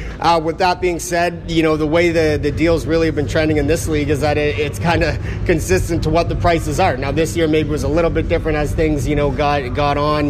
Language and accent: English; Canada; growing up in Canada